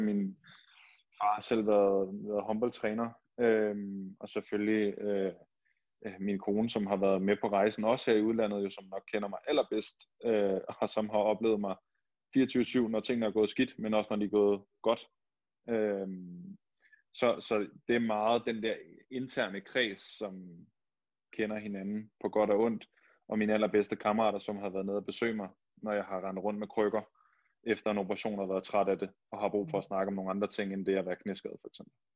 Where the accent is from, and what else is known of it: Denmark; moved away as an adult; also born or lived in Barcelona / Hamburg / Hannover